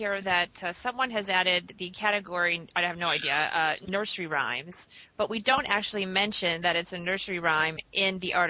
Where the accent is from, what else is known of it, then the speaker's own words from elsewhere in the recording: Indiana, United States; I am from Indiana in the United States.